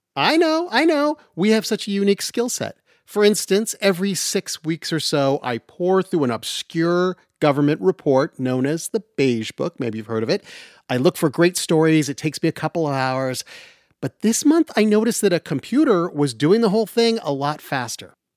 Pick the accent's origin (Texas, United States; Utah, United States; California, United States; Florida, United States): Utah, United States; I grew up in Utah